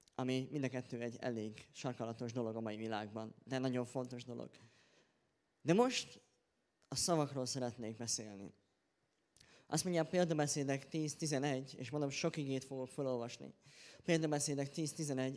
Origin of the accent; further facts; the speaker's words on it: Hungary; én magyarként